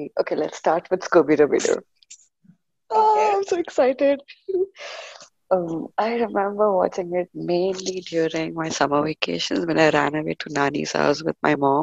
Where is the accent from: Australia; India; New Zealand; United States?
India; we are from India and India has state board exams in 10th grade.